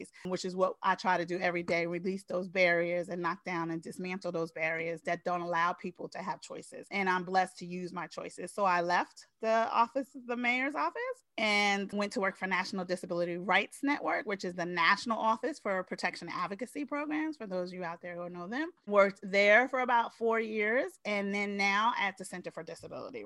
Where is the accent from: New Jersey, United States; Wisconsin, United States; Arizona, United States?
New Jersey, United States; Newark; moved away as an adult; also born or lived in Spain; now in Washington, D.C., United States; I was born in Spain. My parents are serving their country. They brought me home to Newark, New Jersey, their home. I was raised there.